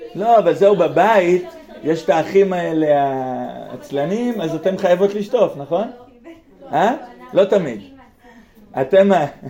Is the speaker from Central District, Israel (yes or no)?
yes; near Be'erot Yitzhak, Central District, Israel; בגלל בארות יצחק לידינו